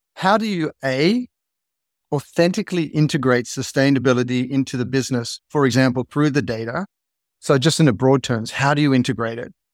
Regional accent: Australia; I grew up in Australia

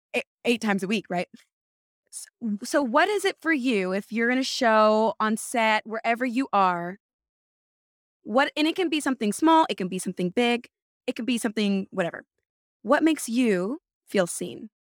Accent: California, United States; now in New York, United States; I'm from California

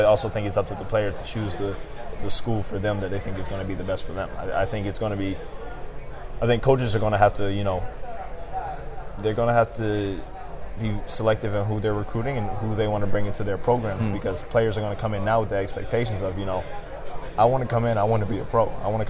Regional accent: Atlanta, Georgia, United States; I'm from Atlanta.

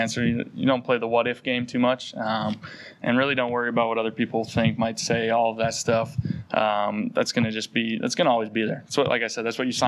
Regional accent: North Dakota, United States; moved away as an adult; now in Philadelphia, United States; growing up in North Dakota

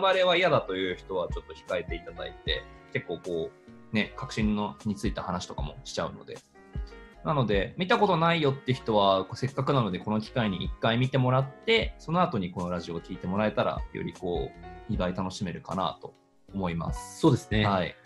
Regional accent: Hokkaido, Japan; now in Tokyo, Japan; 私北海道出身、今は東京でベンチャー企業を経営している

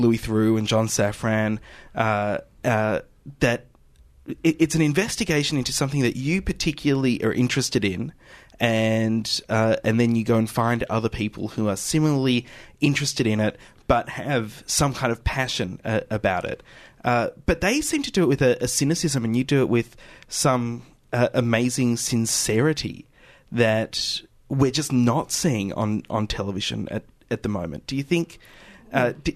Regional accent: Australia; we had about being Australian

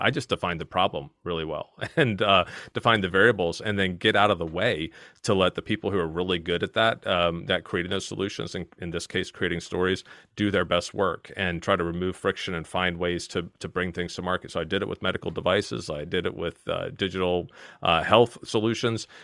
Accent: Virginia, United States; accent: strong American; moved away as an adult; now in Kent, United Kingdom; I'm originally from Virginia, and, uh, I, I've maintained my strong American accent for all these years here

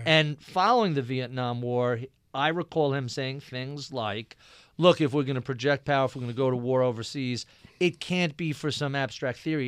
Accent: Nassau County, Long Island, New York, United States; I grew up in Nassau County, uh, out in Long Island, very Republican area

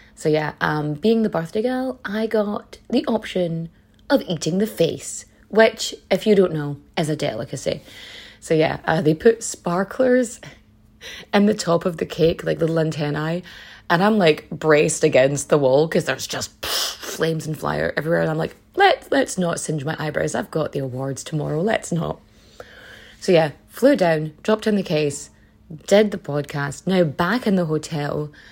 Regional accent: Donegal, Ulster, Ireland; that's not how my dialect pronounces it, because I'm from Donegal.

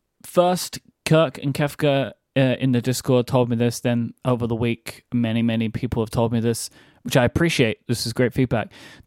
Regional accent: United Kingdom; it is me, the British guy.

